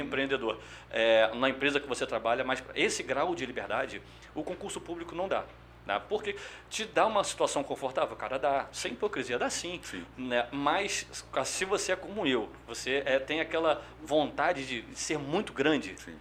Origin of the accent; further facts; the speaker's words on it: São Gonçalo, Rio de Janeiro, Brazil; also born or lived in Niterói; eu sou criado, fui criado em São Gonçalo, nasci no Niterói, mas criado em São Gonçalo.